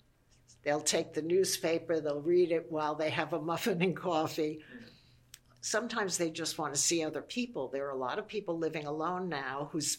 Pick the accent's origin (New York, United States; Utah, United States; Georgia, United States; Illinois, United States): New York, United States; New York City; also born or lived in Indiana / Nassau County; I was born and brought up in Brooklyn.